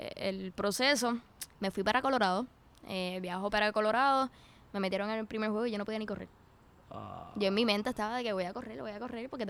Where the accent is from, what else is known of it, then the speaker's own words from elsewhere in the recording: Puerto Rico; por lo menos yo soy bien bien puertorriqueña